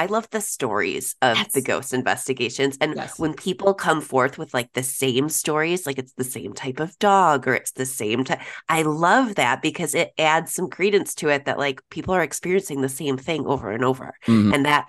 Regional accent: Elgin, Illinois, United States; I grew up in Elgin.

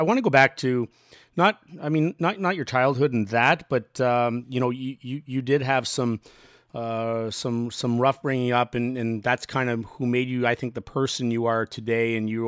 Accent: Ottawa, Ontario, Canada; Toronto is one that I would have loved to, just being Canadian and growing up in Ottawa.

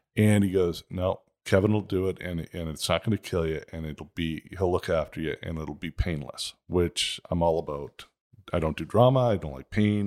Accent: Toronto, Ontario, Canada; now in Scottsdale, United States; I grew up in Toronto. It was a pretty nice area

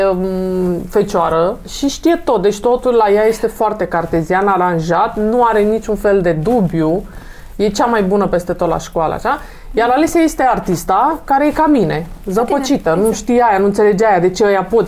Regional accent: Romania; sunt din România

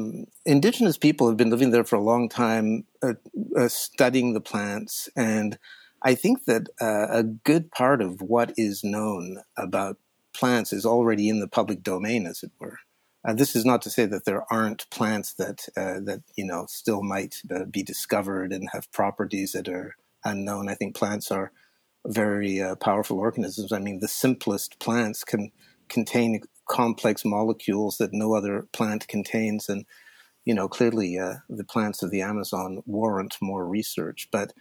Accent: Switzerland; I'd previously tried LSD. I mean, LSD is a Swiss molecule, and I grew up in Switzerland.

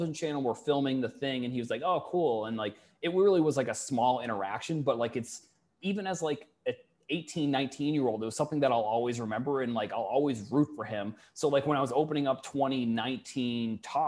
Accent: Falmouth, Massachusetts, United States; I'm originally from Falmouth

